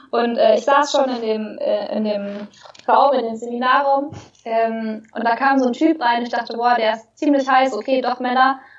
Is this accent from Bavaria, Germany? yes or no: yes; Bavaria, Germany; ich bin in Oberbayern groß geworden, in einem kleinen Dorf.